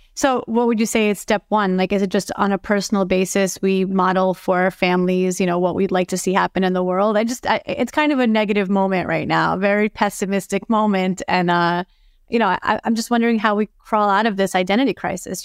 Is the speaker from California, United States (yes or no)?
no; New York City, New York, United States; I'm from Brooklyn